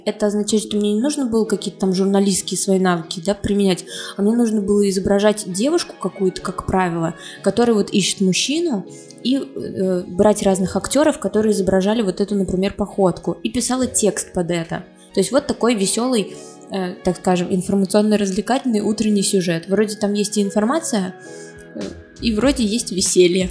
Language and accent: Russian; Kazan, Tatarstan, Russia; moved away as an adult; also born or lived in Moscow; Я родилась в Казани, я татарка